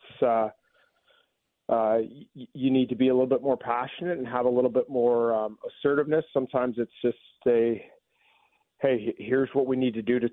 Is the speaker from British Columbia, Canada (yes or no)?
yes; Vancouver area, British Columbia, Canada; now in Washington, United States; where I grew up in the Northwest, there's a lot of Seahawks fans up in that area, the sort of Vancouver area